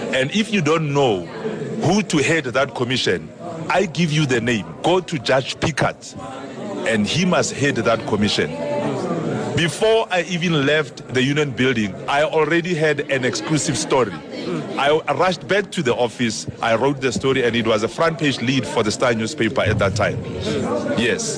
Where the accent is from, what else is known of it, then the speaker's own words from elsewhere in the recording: Pretoria, Gauteng, South Africa; I was from Pretoria